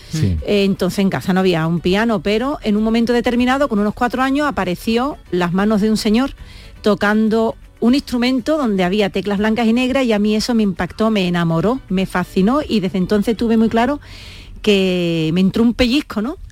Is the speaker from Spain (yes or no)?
yes; Jerez de la Frontera, Andalusia, Spain; aquí en el, ayuntamiento de mi tierra, de Jerez